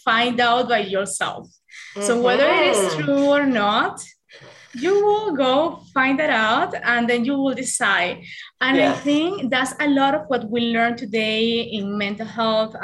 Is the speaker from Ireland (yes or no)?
no; Venezuela; born or raised there; English is a second language; moved away as an adult; now in Canada